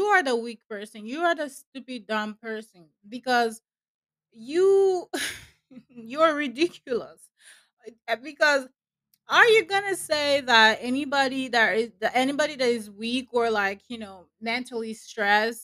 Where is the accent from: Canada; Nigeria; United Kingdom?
Nigeria; where I'm from, I'm a Nigerian, by the way, and where I'm from, like, we never really take our mental health serious.